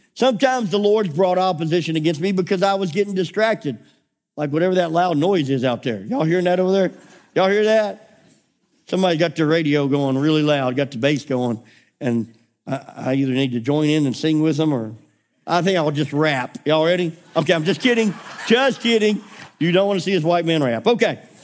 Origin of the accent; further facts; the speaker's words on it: United States; we are so American in our mindset